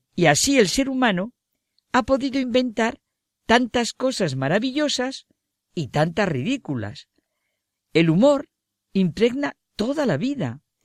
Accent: Spain; Como española que soy

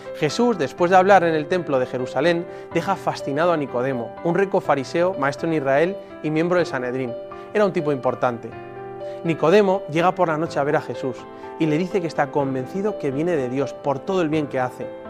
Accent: Spain; casi tres cuartas partes de los españoles hemos sido bautizados

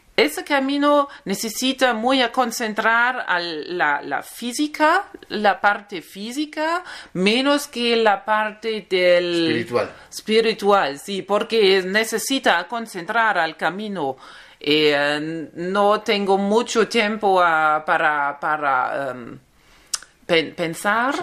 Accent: Germany; Spanish is a second language; tengo 39 eh, años, em, soy de Alemania

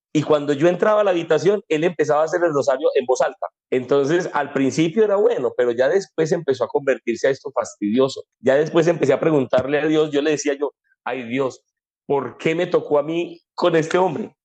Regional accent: Colombia; aquí en Colombia llamamos

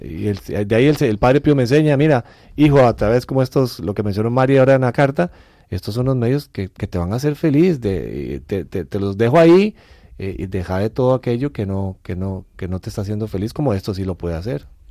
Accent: Costa Rica; nosotros somos de Costa Rica

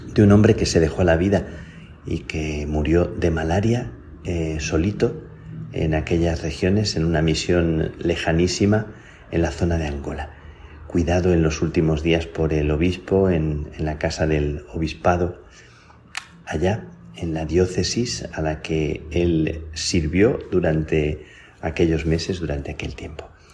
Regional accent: Plasencia, Extremadura, Spain; las carmelitas de, mi pueblo, de Plasencia

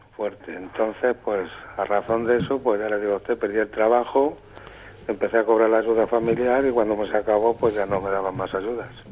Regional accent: Aranjuez, Community of Madrid, Spain; aquí en Aranjuez, que yo soy de Aranjuez

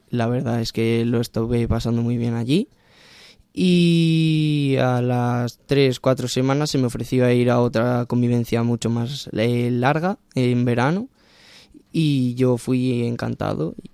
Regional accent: Ciudad Rodrigo, Castile and León, Spain; Bueno, soy de un pequeño pueblo de Salamanca, de Ciudad Rodrigo, eh, pegado a la frontera con Portugal.

